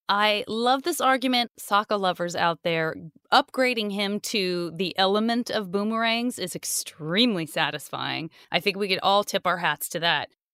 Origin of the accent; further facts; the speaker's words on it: Tucson, Arizona, United States; I'm from Tucson